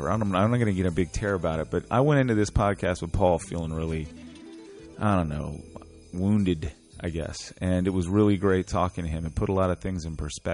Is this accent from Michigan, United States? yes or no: no; Richmond, Virginia, United States; my growing up in Church Hill experience